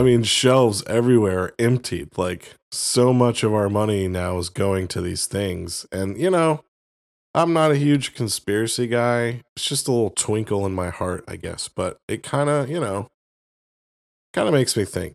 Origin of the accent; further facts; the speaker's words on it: Florida, United States; moved away; I grew up in Florida, uh, uh, for a good part of my life